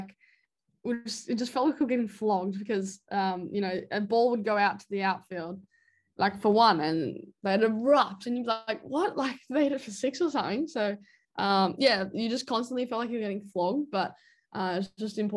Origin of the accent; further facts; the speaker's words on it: Australia; as an Australian